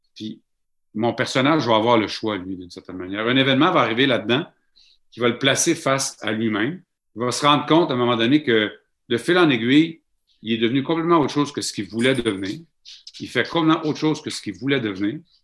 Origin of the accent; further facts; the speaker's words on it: Mashteuiatsh, Quebec, Canada; also born or lived in Saskatchewan; chez nous, à Machouillache, dans ma famille